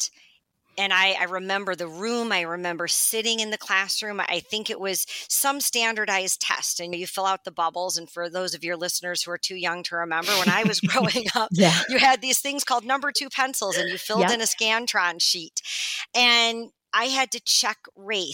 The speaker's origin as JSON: {"language": "English", "town": "Oak Park", "region": "Illinois", "country": "United States", "tie": "born or raised there", "lives_now": "Glenview, United States", "said": "born and raised in Oak Park, Illinois, which is a rather storied, progressive, diverse community just outside of Chicago"}